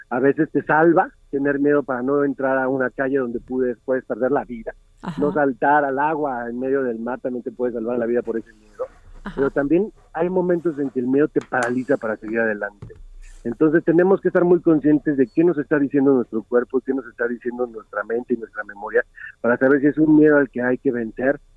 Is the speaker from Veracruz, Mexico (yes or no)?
no; Jalisco, Mexico; soy mexicano y soy de Jalisco.